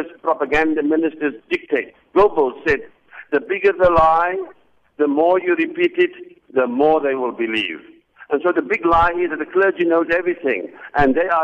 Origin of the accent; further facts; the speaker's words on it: South Africa; moved away; I'm a proud South African. I've come to my hometown where I was born. This mosque actually is within 1 kilometer where I was born.